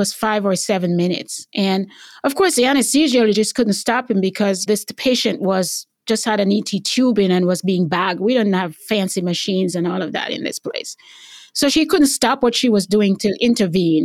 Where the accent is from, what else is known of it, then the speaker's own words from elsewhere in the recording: Jamaica; moved away as an adult; also born or lived in Cleveland, Tennessee; now in United States; growing up in Jamaica